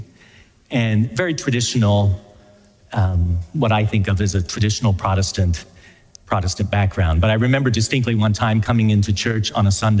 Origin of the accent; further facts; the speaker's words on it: Tennessee, United States; I grew up in Tennessee